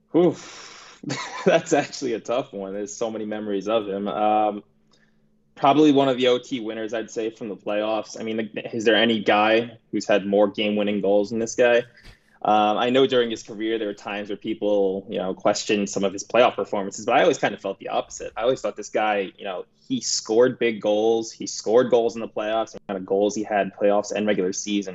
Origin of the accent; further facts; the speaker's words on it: New York, United States; growing up in New York